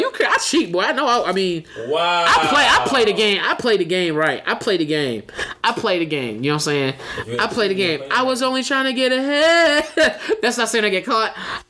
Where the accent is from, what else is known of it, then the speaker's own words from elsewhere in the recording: Philadelphia, Pennsylvania, United States; moved away as an adult; now in Phoenix, United States; 29. I am from Philly, so you're gonna hear that from time to time, but I currently reside in Phoenix.